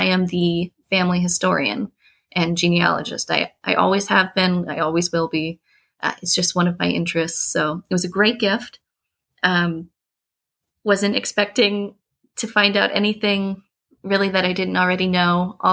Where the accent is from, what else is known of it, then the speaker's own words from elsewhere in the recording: about 40 minutes north of Baltimore, Northern Maryland, United States; We grew up in Northern Maryland, about 40 minutes north of Baltimore.